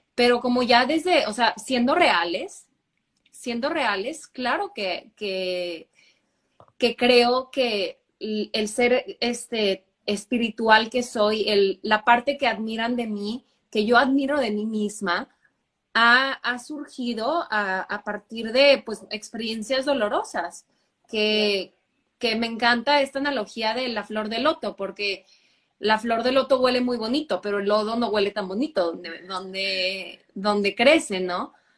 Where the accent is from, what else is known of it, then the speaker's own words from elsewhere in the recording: Monterrey, Nuevo León, Mexico; also born or lived in Canada / Germany; nací en Monterrey. Eh, aquí crecí también